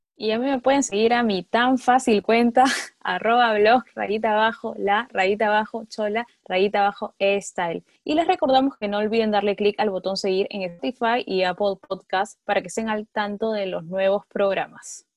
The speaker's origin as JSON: {"language": "Spanish", "country": "Peru", "said": "en nuestro país, en Perú, porque somos peruanos, porque vivimos acá"}